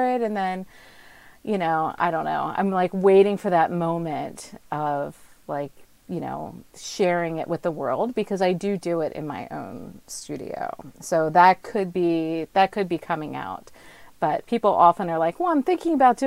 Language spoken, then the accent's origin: English; New Jersey, United States; also born or lived in Yukon, Canada; now in Nova Scotia, Canada; I'm originally from New Jersey